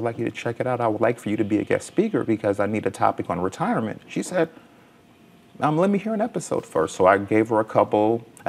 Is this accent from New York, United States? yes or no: yes; New York City, New York, United States; moved away; also born or lived in Virginia; I'm from Brooklyn, New York, and Virginia.